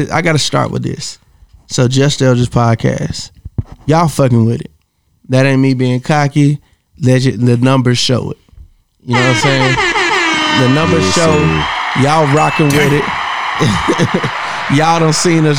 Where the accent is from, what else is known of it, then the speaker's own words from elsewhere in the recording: Georgia, United States; I'm from Georgia